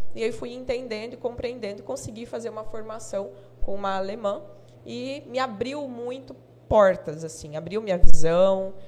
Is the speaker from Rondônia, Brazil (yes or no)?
yes; Jaru, Rondônia, Brazil; Nasci aqui, nascida em Jaru, tenho 34 anos de Jaru